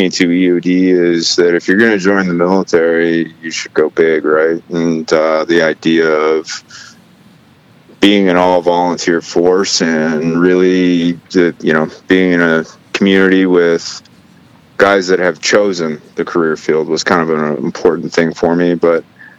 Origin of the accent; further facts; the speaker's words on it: Lubbock, Texas, United States; born there; also born or lived in Arizona / Washington; I was born in Lubbock, Texas, and I spent equal parts of my life in Texas, Arizona, and Washington State.